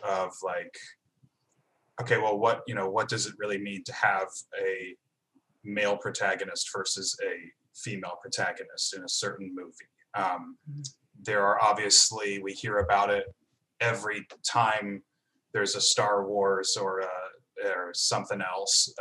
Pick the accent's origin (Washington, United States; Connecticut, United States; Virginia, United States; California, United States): Virginia, United States; not growing up in Virginia as a white guy